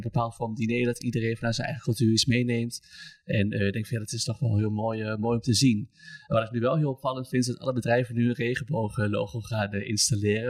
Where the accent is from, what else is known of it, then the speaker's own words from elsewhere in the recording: Almelo, Overijssel, Netherlands; moved away as an adult; now in Oldenzaal, Netherlands; 25, kom uit Almelo. Ik woon inmiddels in Oldenzaal.